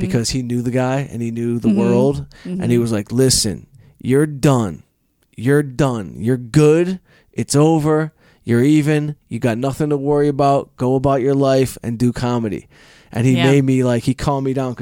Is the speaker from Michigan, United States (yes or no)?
yes; Detroit, Michigan, United States; I'm from Detroit